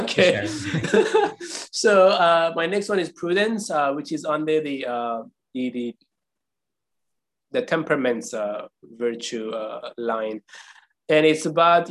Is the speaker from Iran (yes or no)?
yes; Iran; I'm from Iran. Persian people are prideful people. You know, we had 2,500 years of history of civilization